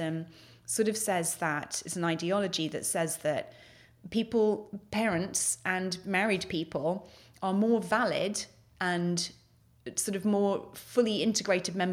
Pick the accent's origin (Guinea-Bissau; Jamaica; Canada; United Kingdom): United Kingdom; moved away as an adult; now in United States; So I'm British by birth. I've been based in the US for 11 years now